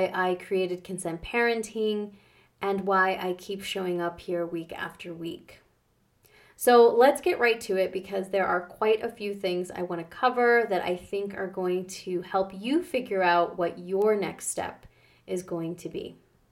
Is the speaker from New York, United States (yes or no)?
yes; New York, United States; moved away as an adult; also born or lived in Canada; Growing up in New York